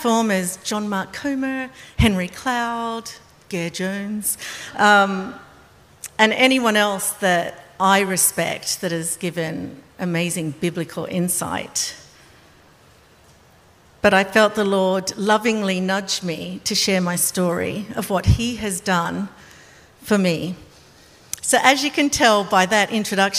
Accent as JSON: {"language": "English", "country": "Australia", "said": "I'm Australian."}